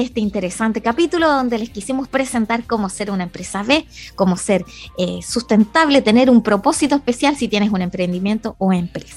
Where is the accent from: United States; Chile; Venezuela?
Chile